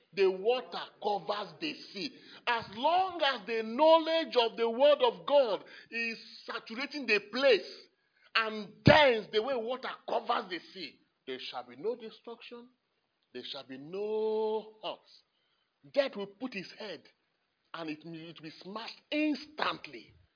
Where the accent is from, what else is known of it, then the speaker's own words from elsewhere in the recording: Nigeria; I'm a Nigerian